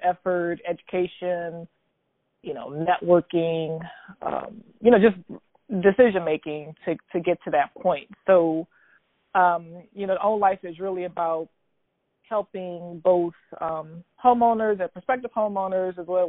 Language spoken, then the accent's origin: English; New Orleans, Louisiana, United States; I'm born and raised in New Orleans, Louisiana, where I currently reside